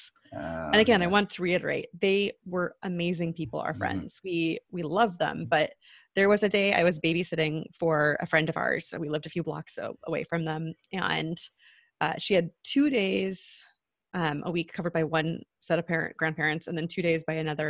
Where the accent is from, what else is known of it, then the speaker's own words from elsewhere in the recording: Long Beach, California, United States; moved away as an adult; also born or lived in New York; now in Portland, United States; I grew up basically in Long Beach